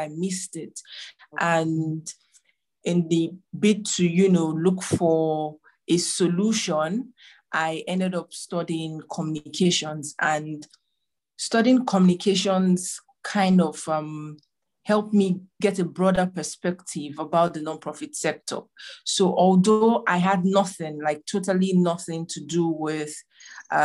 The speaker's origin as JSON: {"language": "English", "region": "Abia", "country": "Nigeria", "moved": "yes", "lives_now": "Abuja, Nigeria", "said": "I'm from Nigeria, but in another state called Abia State."}